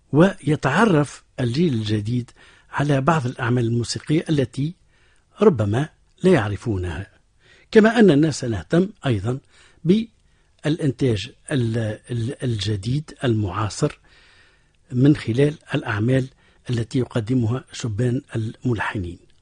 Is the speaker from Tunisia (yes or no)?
yes; Tunisia; معروف عندنا في تونس باسم الفوندو